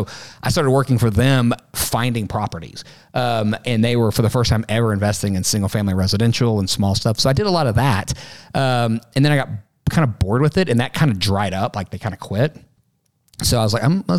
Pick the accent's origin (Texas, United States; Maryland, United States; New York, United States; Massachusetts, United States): Texas, United States; Midland; in Midland, where I grew up in West Texas